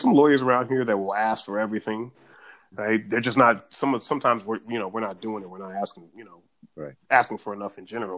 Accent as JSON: {"language": "English", "town": "Richmond", "region": "California", "country": "United States", "said": "I'm from Richmond, California. All the stuff I picked up in Richmond"}